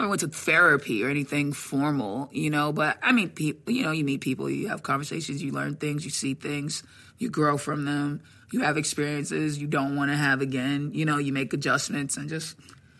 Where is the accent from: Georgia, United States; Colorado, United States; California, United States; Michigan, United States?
Georgia, United States; Atlanta; I was born in Atlanta.